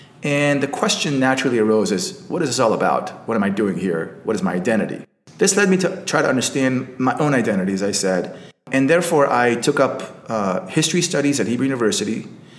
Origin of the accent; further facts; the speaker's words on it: Washington, District of Columbia, United States; accent: American; moved away as an adult; also born or lived in Tel Aviv, Israel; now in Israel; So I was born in Tel Aviv, and I moved to Washington, D.C. at the age of 10, where I spent the next 8 years until the age of 18, hence my American accent. Now, when I was 18, I returned to Israel